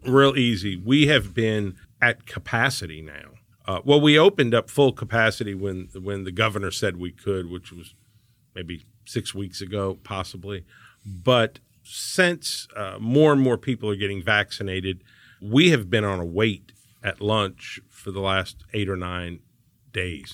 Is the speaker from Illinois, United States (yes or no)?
no; New Orleans, Louisiana, United States; now in Houston, United States; I come from New Orleans where you know everything is tarnished and old and in this city everything's shiny and new